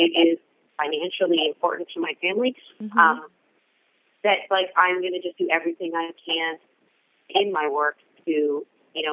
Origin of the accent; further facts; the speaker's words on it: Toronto, Ontario, Canada; now in United States; I was born in Toronto, Canada